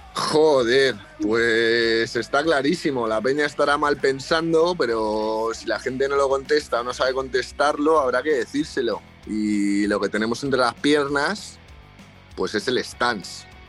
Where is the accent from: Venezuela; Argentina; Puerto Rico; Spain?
Spain; Madrid, Community of Madrid; yo justo soy de Madrid